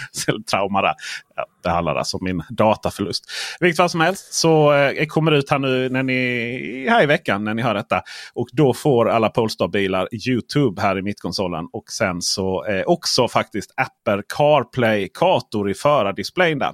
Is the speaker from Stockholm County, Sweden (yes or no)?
yes; Stockholm, Stockholm County, Sweden; jag är från Stockholm